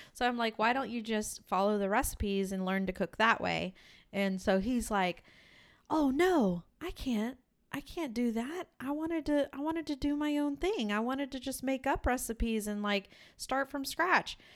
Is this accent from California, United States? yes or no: no; West Virginia, United States; I was born there